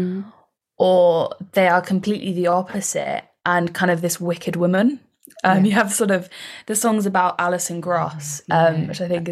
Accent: Somerset, South West England, United Kingdom; I'm from Somerset

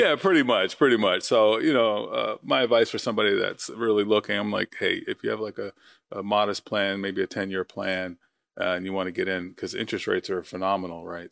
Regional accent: Long Island, New York, United States; moved away as an adult; I'm originally from New York, Long Island

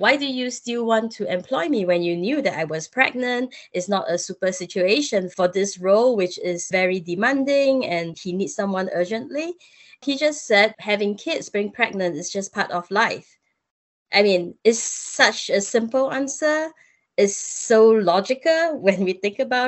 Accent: Singapore; I'm Singaporean

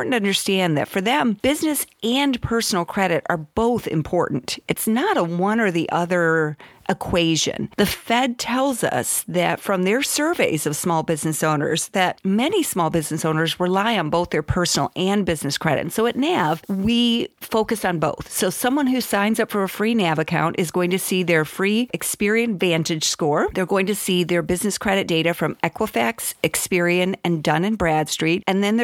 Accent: Southwest Michigan, United States; moved away; I grew up in Southwest Michigan.

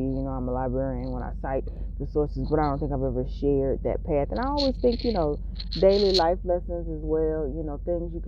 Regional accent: near Augusta, Georgia, United States; I tell people I'm from Augusta because the smaller town that I'm actually from, most people won't necessarily know it. But, and I'm a Georgian.

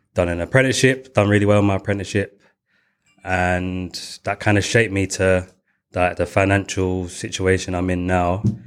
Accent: London, United Kingdom; I was going from East London

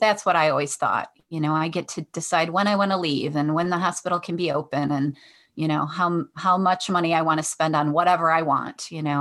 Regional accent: Detroit, Michigan, United States; I'm from Michigan in the Detroit area, so I grew up on the west side of Detroit

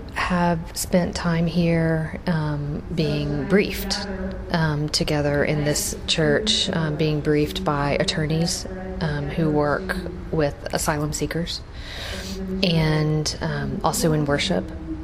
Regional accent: Louisiana, United States; now in Dallas, United States; I'm from Louisiana.

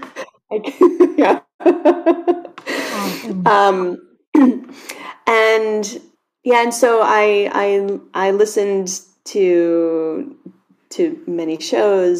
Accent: United States; also born or lived in New York City; I grew up just a handful of miles away

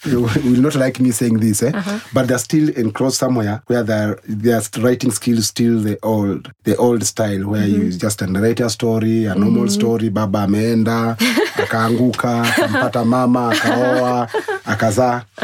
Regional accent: Garsen, Tana River County, Kenya; moved away as an adult; also born or lived in Nairobi; I was born in Tana River County, in a town called Garsen. And that's where I grew up. I came to Nairobi, Kenyatta University, where I did my 3 degrees.

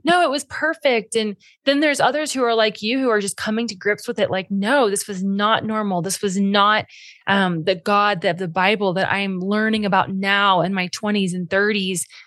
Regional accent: Cincinnati, Ohio, United States; my hometown of Cincinnati

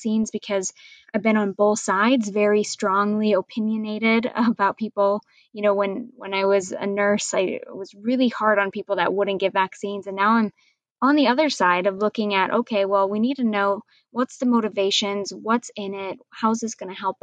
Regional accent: Iowa, United States; I am born and raised in Iowa in the United States

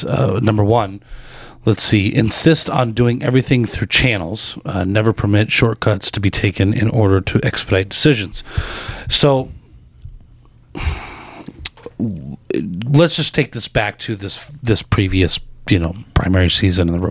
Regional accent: Arizona, United States; being a native of the state of Arizona and loving my home state

